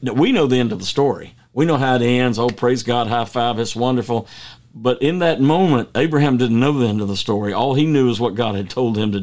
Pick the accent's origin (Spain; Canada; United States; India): United States; I grew up on the Tennessee River